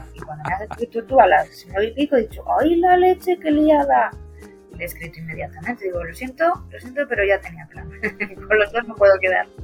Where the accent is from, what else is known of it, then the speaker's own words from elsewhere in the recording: Cantabria, Spain; somos los dos de Cantabria